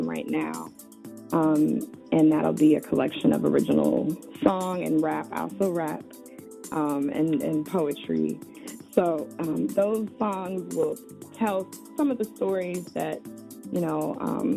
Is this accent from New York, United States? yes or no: no; Chicago, Illinois, United States; I grew up in Chicago on the South Side